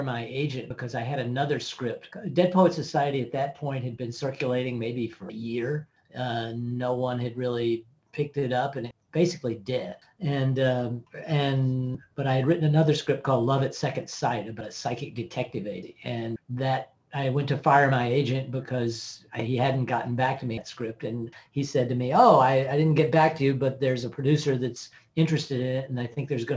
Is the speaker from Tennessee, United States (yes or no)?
yes; Tennessee, United States; I'm from Tennessee